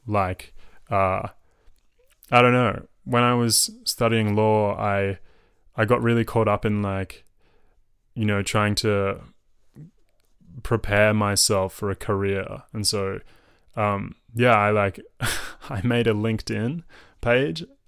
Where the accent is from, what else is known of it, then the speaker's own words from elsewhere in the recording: Melbourne, Victoria, Australia; accent: Melbourne; also born or lived in France; I was raised in Melbourne. Uh, Melbourne is my home. Um, my accent is from Melbourne.